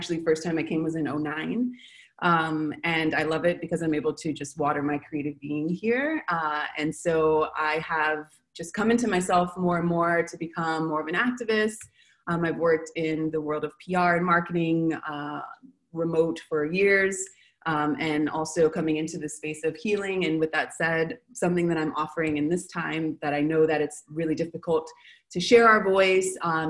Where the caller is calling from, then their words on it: Buenos Aires, Argentina; So I'm calling from Buenos Aires